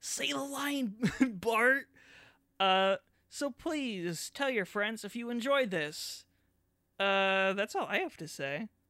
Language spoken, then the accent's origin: English; Canada; I'm just Canadian.